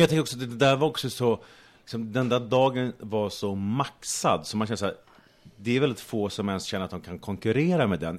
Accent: Sweden; also born or lived in Australia; hemma i Sverige så jobbar jag

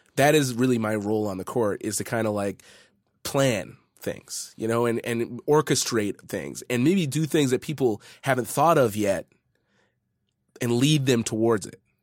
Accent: Edmonton, Alberta, Canada; I was born and raised in Edmonton

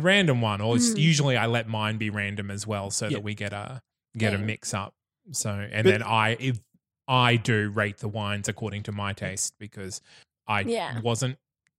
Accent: Bundaberg, Queensland, Australia; I grew up in Bundaberg, surrounded by cane.

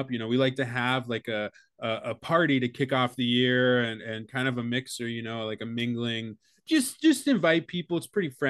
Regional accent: Connecticut, United States; See, because I'm from Connecticut.

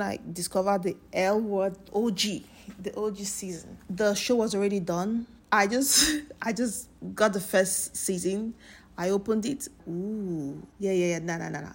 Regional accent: Nigeria; As a Nigerian

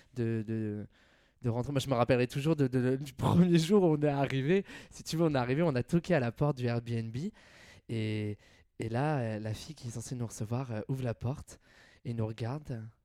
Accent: Nevers, Bourgogne-Franche-Comté, France; moved away as an adult; also born or lived in Lyon / Paris / Australia; J'ai grandi à Nevers, en Bourgogne. j'ai passé 21 ans, de ma, 21 ans de ma vie là-bas.

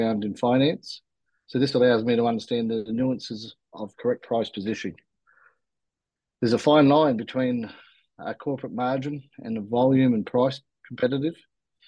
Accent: Australia; I was actually born in Australia.

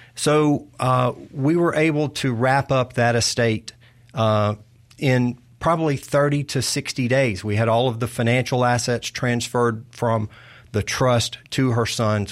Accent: Arcadia, Louisiana, United States; moved away as an adult; now in Mississippi, United States; I grew up in North Louisiana

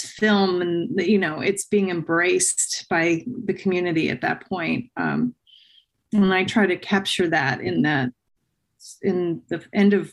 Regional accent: New Jersey, United States; I grew up in New Jersey, right, where the first or one of the first Westerns was made

